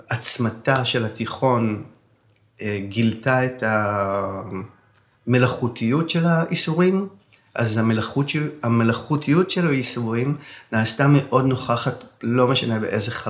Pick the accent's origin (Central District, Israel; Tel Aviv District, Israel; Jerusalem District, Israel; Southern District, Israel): Central District, Israel; Yavne; born or raised there